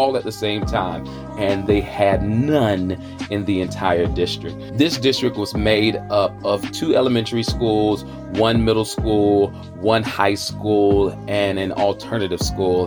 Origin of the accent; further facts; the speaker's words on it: Charlotte, North Carolina, United States; accent: Southern; I'm bringing joy from the South. Most importantly, the QC, the Queen City, Charlotte, North Carolina